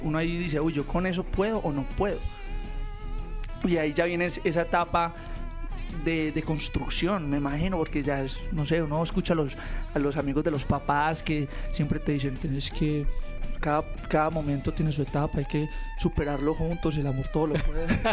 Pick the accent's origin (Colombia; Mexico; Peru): Colombia; Medellín, Antioquia; yo vengo de Medellín, donde es la meca del pop